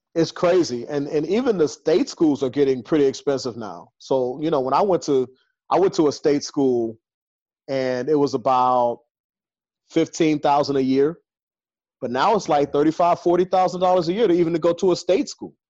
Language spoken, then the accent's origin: English; Chicago, Illinois, United States; I'm from Chicago. It's like 19 degrees in Chicago right now